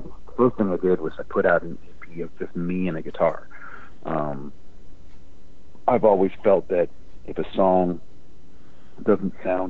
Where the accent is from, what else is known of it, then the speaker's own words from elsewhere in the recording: Virginia, United States; I grew up in Virginia, in the woods of Virginia, and sort of was surrounded by a lot of country music growing up.